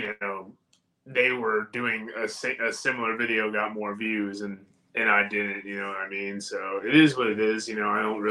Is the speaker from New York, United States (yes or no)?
yes; New York, United States; accent: New York; moved away; I'm originally a New Yorker